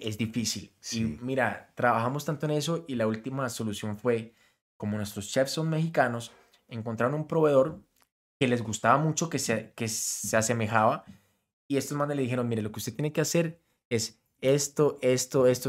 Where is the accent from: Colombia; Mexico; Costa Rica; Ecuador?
Colombia; canto música regional, siendo colombiano